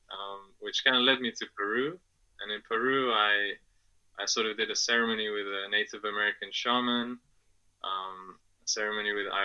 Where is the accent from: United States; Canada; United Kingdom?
United Kingdom; England; also born or lived in Afghanistan; I'm originally from Afghanistan. And my family moved to England when I was 2 years old, and that's where I grew up.